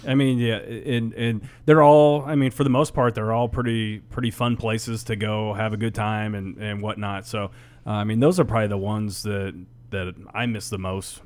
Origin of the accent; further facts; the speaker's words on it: Western Nebraska, United States; growing up in Western Nebraska